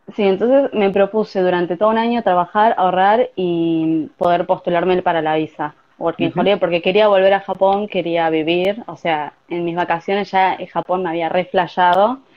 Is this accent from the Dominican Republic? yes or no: no; Avellaneda, Buenos Aires Province, Argentina; moved away as an adult; now in Tokyo, Japan; Soy de Buenos Aires, de Avellaneda, zona sur.